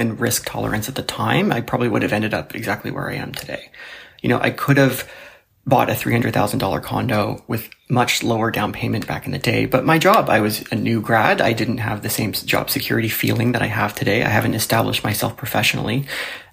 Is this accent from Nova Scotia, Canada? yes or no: no; Toronto, Ontario, Canada; I'm from Toronto and I'm 31 years old.